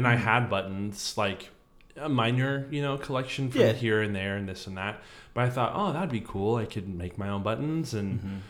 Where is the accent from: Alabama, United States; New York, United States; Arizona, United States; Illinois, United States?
Arizona, United States; moved away; also born or lived in Ohio; I'm originally from Arizona.